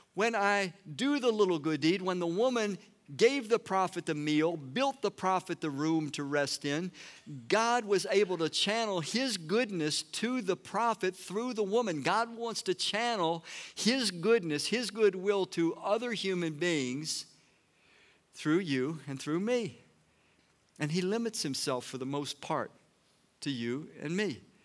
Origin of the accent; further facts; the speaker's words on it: Washington, District of Columbia, United States; I was born in Washington, D C